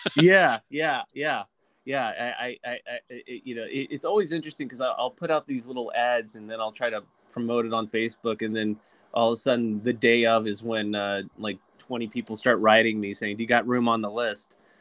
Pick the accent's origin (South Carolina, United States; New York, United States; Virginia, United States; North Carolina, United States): Virginia, United States; Lynchburg; I was raised in Virginia in a small town called Lynchburg Virginia